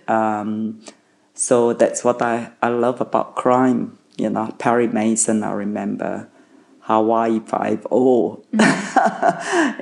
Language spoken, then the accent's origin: English; Malaysia; English is a second language; now in Australia; in Malaysia we um, English uh, was not my uh, mother tongue. English was my second language. I didn't speak English until I went to school at six years old